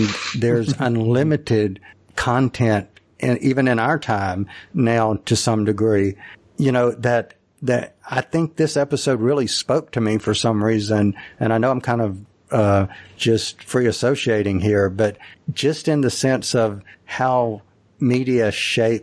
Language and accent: English; rural Mississippi, United States; Growing up in Mississippi, rural Mississippi